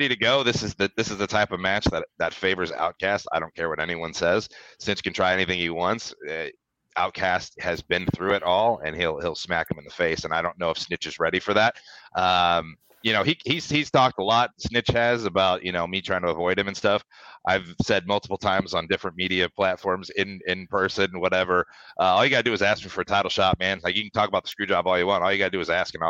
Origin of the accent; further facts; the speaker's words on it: St. Louis, Missouri, United States; I'm from St. Louis. I have a lot of pride of being in St. Louis